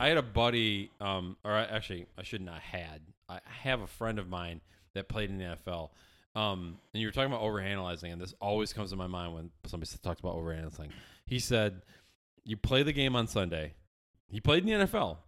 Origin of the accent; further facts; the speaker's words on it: Syracuse, New York, United States; I'm from Syracuse.